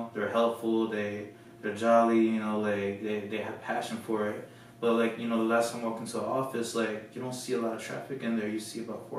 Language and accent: English; Florida, United States; moved away as an adult; also born or lived in California; I was raised in Florida